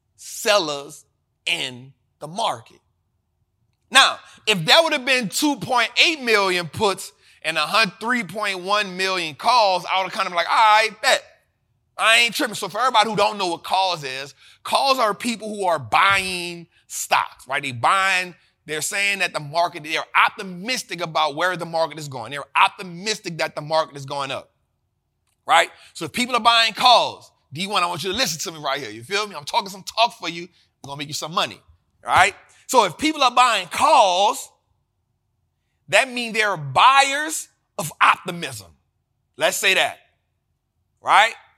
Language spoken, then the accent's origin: English; New Orleans, Louisiana, United States; born and raised in New Orleans